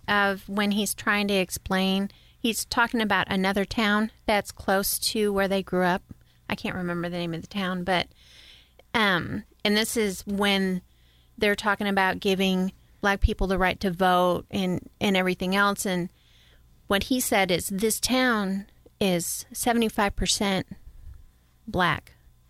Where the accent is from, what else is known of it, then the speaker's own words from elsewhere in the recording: New York, United States; I grew up in New York. I grew up in a pretty white bread neighborhood, mm-hmm. small town